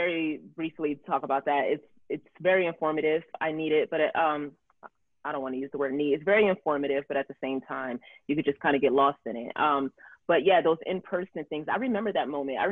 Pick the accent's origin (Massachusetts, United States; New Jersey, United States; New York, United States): New Jersey, United States; also born or lived in Camden, New Jersey; now in Los Angeles, United States; where I grew up in South Jersey